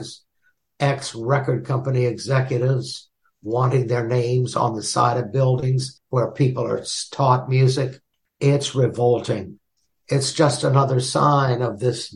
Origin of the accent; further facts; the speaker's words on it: Mississippi, United States; I was born in Mississippi.